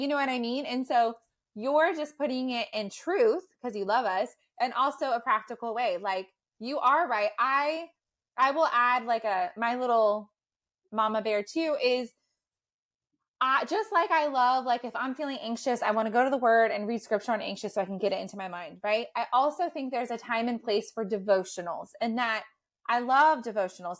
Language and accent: English; United States; as like American students